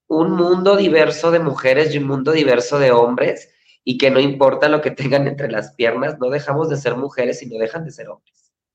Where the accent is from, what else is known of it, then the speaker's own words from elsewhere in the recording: Chihuahua, Mexico; moved away as an adult; now in Mexico City, Mexico; Duré como cinco años estudiando teatro musical en Chihuahua, Chihuahua, de donde soy yo.